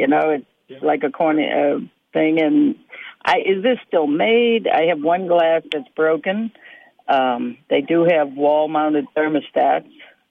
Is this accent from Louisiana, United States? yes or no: yes; New Orleans, Louisiana, United States; now in Alaska, United States; I'm from New Orleans originally